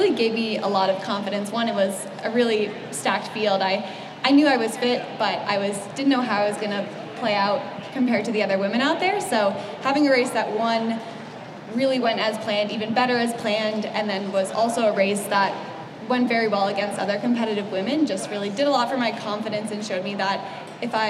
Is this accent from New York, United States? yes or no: no; Boston, Massachusetts, United States; now in Boulder, United States; I grew up on the East Coast in Boston